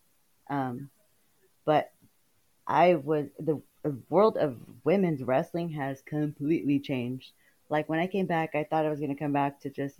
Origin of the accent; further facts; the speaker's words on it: Delano, California, United States; now in Texas, United States; I was born in Delano, California. Lived there for years and moved to Texas.